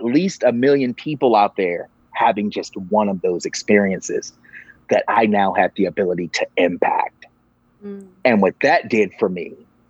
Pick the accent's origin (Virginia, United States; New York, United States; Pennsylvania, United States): Virginia, United States; I grew up in the Bible Belt of Virginia